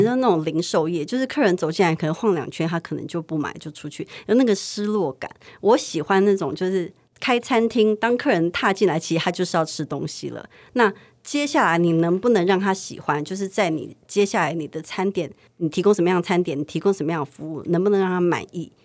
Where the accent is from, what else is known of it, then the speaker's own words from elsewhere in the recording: Taipei, Taiwan; 因为我们是西区长大的